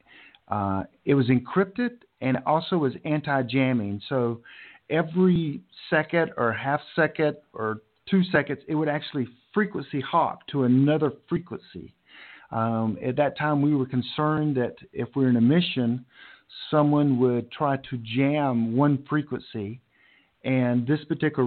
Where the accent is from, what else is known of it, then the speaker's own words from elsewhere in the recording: Charlotte, North Carolina, United States; my hometown, Charlotte